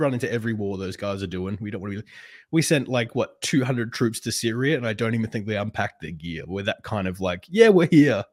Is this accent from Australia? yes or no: yes; Perth, Western Australia, Australia; Perth, which is my hometown